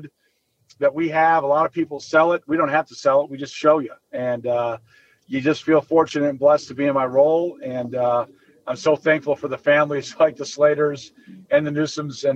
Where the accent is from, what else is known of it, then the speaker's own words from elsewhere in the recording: Orland Park, Illinois, United States; I'm from Orland.